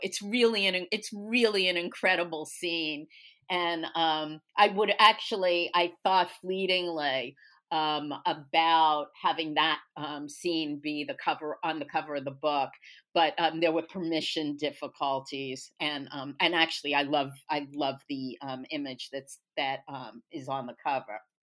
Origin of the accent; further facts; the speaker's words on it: New York, United States; moved away as an adult; now in Texas, United States; I grew up in New York, um, Brooklyn to be even more specific